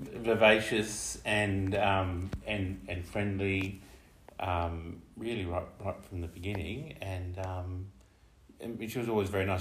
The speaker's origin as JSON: {"language": "English", "region": "Tasmania", "country": "Australia", "tie": "born or raised there", "moved": "as an adult", "said": "I grew up in Tasmania"}